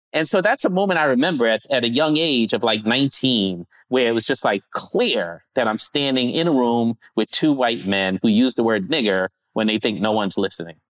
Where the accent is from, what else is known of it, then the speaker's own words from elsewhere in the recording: New York, United States; also born or lived in Grenada / Savannah, Georgia; I was born in Brooklyn, Brooklyn, New York, and then spent the first nine years or so in the Caribbean, small island called Grenada